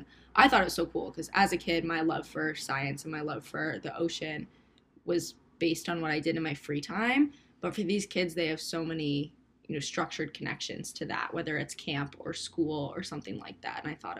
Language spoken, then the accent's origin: English; Cape Cod, Massachusetts, United States; born there; I was born on Cape Cod, so I technically am a native, but I grew up really close to the ocean.